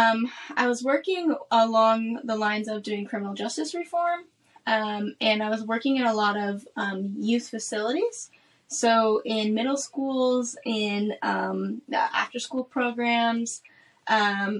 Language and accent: English; Omaha, Nebraska, United States; moved away as an adult; also born or lived in Washington, D.C. / Madagascar; I'm from Omaha, Nebraska